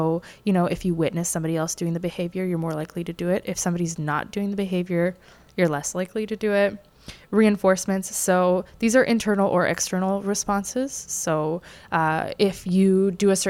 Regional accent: Canada

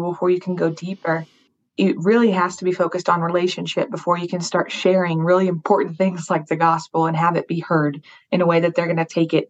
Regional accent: Colorado Springs, Colorado, United States; moved away as an adult; now in Rome, Italy; We moved from Colorado Springs, where we were born and raised, to Rome, to a big city

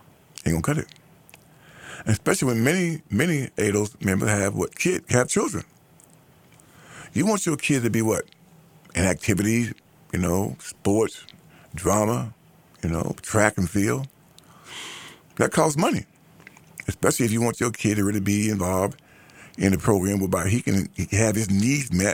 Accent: United States; the group that I'm a part of, ADOS, American Born Blacks

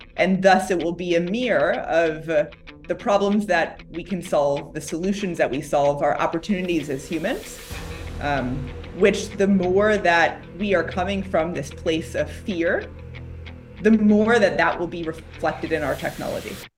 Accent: Chicago, Illinois, United States; now in Silicon Valley, United States; I grew up in Chicago

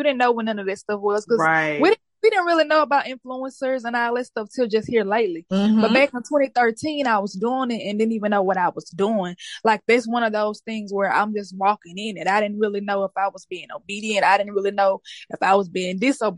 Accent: Shreveport, Louisiana, United States; I am from Shreveport, Louisiana

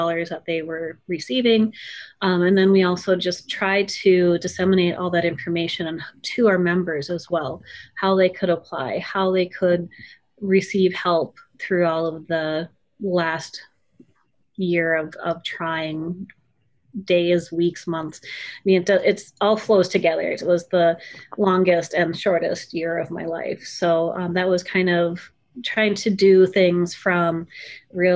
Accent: Mandan, North Dakota, United States; also born or lived in Bismarck, North Dakota; I'm originally from Mandan, which is across the river to the west of Bismarck

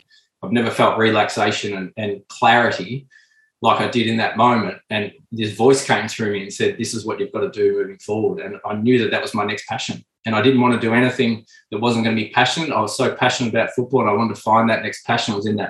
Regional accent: Melbourne, Victoria, Australia; moved away as an adult; also born or lived in Adelaide; I wanted to go home and play in Melbourne, my home state. I wanted to come home and be with the family.

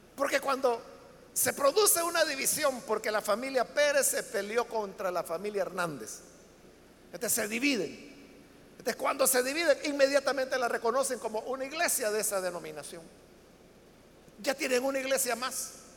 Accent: El Salvador; nuestro país, para El Salvador

